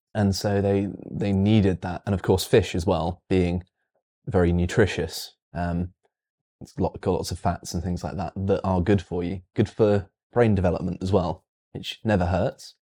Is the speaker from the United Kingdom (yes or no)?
yes; United Kingdom; weird British person that actually likes the heat